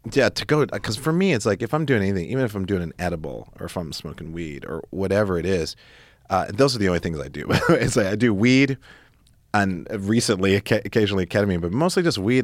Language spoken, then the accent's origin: English; Great Falls, Montana, United States; also born or lived in Stuttgart, Germany / Italy / Spain; when we were teenagers growing up in Montana